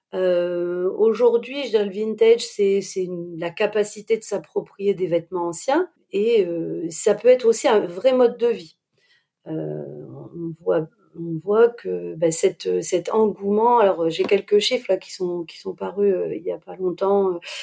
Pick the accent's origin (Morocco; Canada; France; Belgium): France; Lille, Hauts-de-France; je suis lilloise.